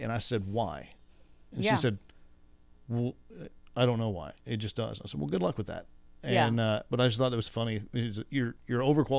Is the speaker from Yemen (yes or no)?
no; Midland, United States; I was born and raised in Midland.